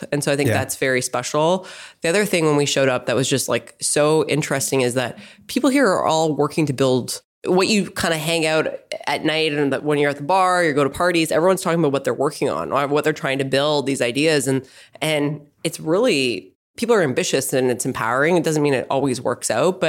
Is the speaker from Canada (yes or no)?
yes; Saskatchewan, Canada; moved away as an adult; also born or lived in Montreal / Toronto / Boston / New York; I actually grew up in Canada. So I grew up in Saskatchewan, but I spent a lot of time in Montreal and Toronto before I came here.